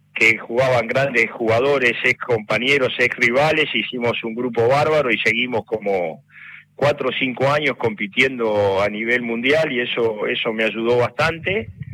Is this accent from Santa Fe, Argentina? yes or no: no; Valentín Alsina, Buenos Aires Province, Argentina; de Valentín Alsina, donde era, donde yo nací y donde queda Victoriano